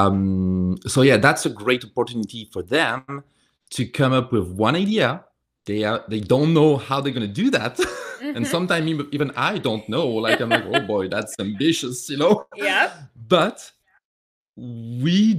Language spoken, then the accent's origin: English; France; moved away; I have a strong accent. I'm coming from France